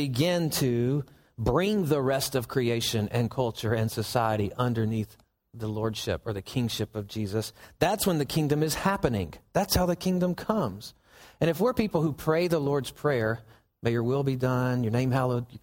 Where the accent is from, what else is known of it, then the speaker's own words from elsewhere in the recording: Southern United States, United States; we're Southerners